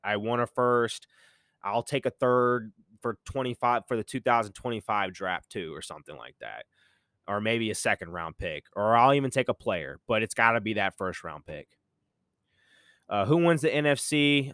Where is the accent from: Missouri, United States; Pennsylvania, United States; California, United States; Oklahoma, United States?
Missouri, United States; Kansas City; I am a Royals fan, not a hardcore Royals fan, but I support my hometown baseball team